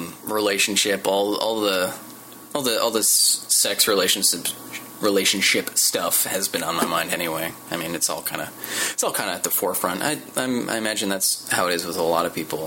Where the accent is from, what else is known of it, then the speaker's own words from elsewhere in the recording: Midwest, United States; moved away as an adult; now in Los Angeles, United States; I come from the Midwest. I drove out here for Nerdist about a year ago